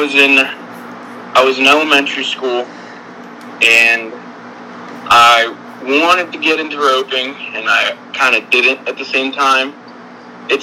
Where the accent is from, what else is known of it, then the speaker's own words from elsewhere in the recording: Laredo, Texas, United States; I am from Laredo, Texas